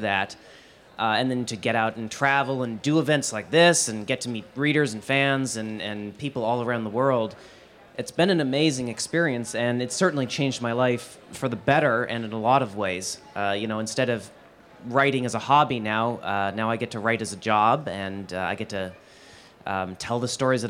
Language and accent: English; Montana, United States; born or raised there